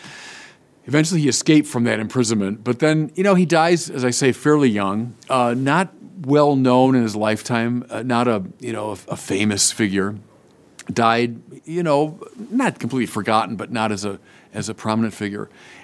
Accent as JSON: {"language": "English", "region": "Illinois", "country": "United States", "tie": "born or raised there", "said": "the parish I grew up in outside Chicago was called St. John of the Cross."}